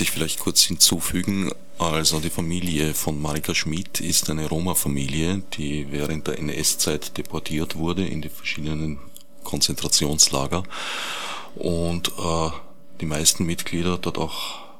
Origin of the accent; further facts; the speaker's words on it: Vienna, Austria; ich bin am Stadtrand von Wien aufgewachsen